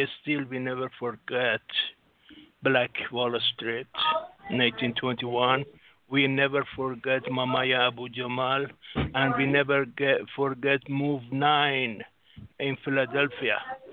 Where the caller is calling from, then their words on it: Singapore; I'm from Singapore.